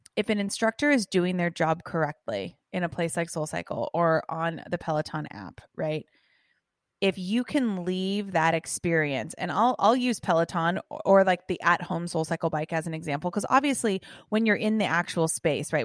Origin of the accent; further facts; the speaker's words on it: Los Angeles, California, United States; also born or lived in England / San Diego; I was born and raised in Los Angeles, California